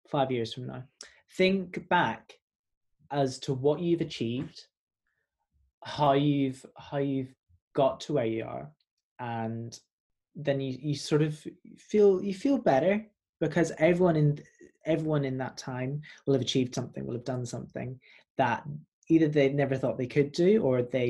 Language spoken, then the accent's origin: English; Belfast, Northern Ireland, United Kingdom; moved away as an adult; now in London, United Kingdom; I'm a Northern Irish caramel boy